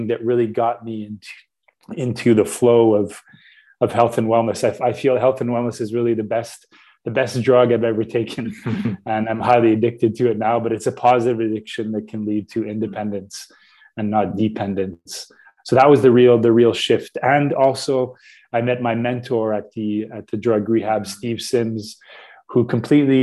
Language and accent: English; Canada; Radio Canada, which is our radio here in Canada